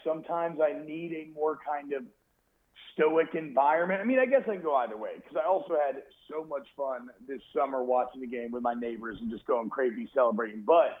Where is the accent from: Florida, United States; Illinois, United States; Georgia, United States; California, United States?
Georgia, United States; I grew up in Georgia